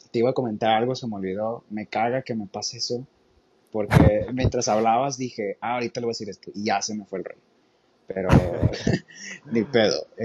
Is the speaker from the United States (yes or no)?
yes; United States; Spanish is a second language; O sea, yo pues siendo gringo no me daría cuenta, ¿verdad?